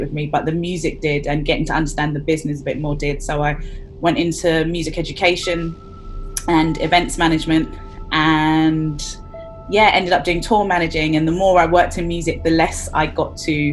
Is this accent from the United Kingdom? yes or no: yes; London, United Kingdom; I am a girl from Brixton in South London